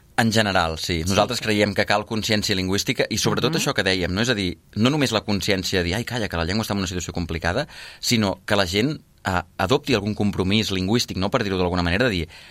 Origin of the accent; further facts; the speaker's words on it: Catalonia, Spain; first language Catalan; català de llengua materna catalana que volta per Catalunya parlant del català